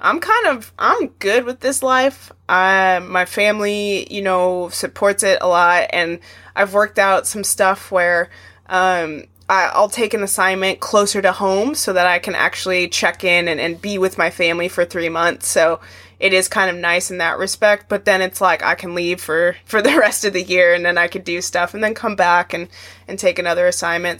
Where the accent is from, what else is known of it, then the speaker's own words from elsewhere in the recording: Arizona, United States; moved away; Arizona is my home state